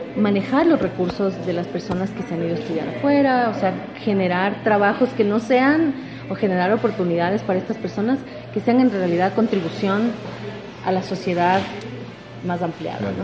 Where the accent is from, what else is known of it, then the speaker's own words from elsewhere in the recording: Quito, Pichincha, Ecuador; moved away as an adult; also born or lived in United States; now in Cuenca, Ecuador; soy de Quito